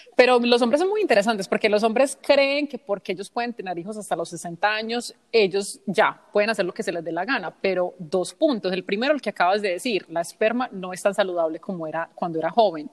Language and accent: Spanish; United States; also born or lived in Colombia; he crecido en los Estados Unidos